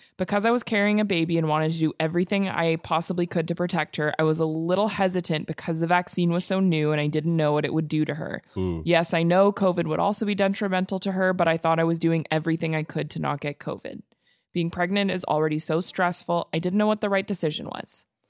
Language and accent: English; Alberta, Canada; Well, here I am. I will start off by saying, yes, I am from Alberta.